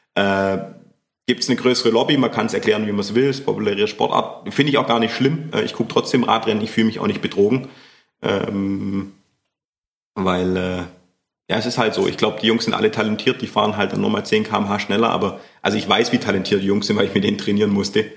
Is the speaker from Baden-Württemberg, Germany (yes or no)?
yes; Schorndorf, Baden-Württemberg, Germany; in Schondorf, wo ich herkomme, wo ich aufgewachsen bin